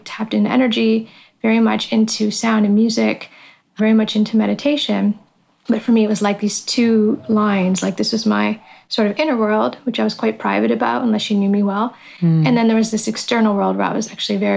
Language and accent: English; just over the border from Detroit, Ontario, Canada; moved away as an adult; also born or lived in Tokyo, Japan; just over the border from where I grew up in Canada